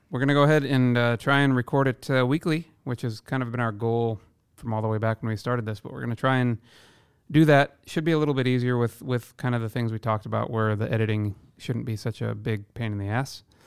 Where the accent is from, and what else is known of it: Iowa, United States; born or raised there; now in Seattle, United States